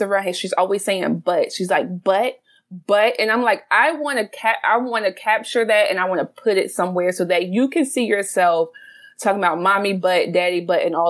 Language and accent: English; South Carolina, United States; now in Baltimore, United States; I'm originally from the South. So I'm a South Carolina girl